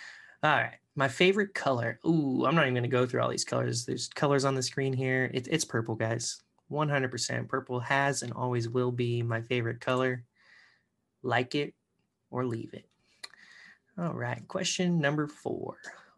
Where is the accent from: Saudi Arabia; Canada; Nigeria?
Canada; I even, you know, I'm Canadian technically too. So I should have picked, you know, could have gone home, could have gone to Canada.